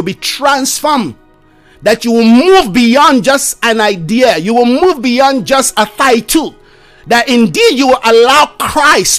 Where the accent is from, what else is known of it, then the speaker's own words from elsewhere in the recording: Nigeria; I come from Nigeria.